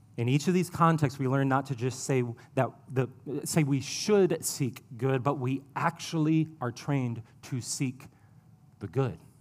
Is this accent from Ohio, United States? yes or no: yes; Ohio, United States; now in Columbia, United States; I'm from Ohio. It's where I spent my childhood